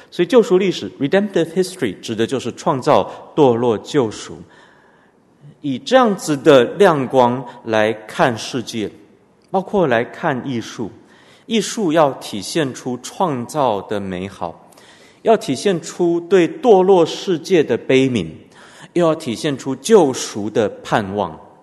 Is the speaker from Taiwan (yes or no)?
no; Canada; 我们从小在加拿大读的公立学校，后来我父母把我送到私立学校